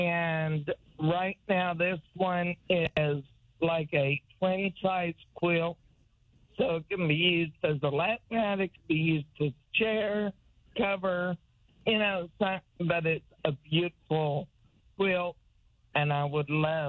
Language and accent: English; Oklahoma, United States; now in Tulsa, United States; I grew up in Oklahoma, and I just moved back to Tulsa